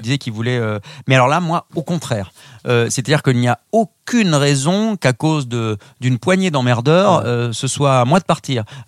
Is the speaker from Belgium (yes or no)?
no; southwest France, France; on est originaire du sud-ouest de la France